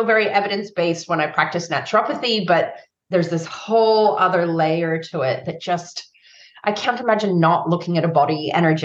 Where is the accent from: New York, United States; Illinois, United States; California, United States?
California, United States; San Francisco; growing up in San Francisco in the 80s